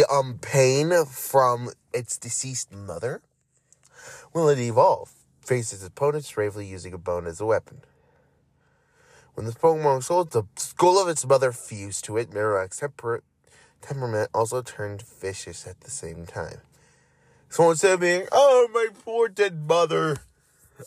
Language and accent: English; Florida, United States; moved away; I am originally from Florida